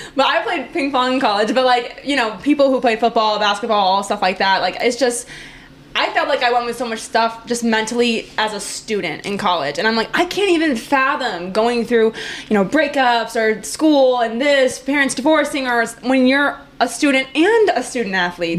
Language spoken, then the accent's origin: English; Green Bay, Wisconsin, United States; I'm from Green Bay, so I'm a Cheesehead.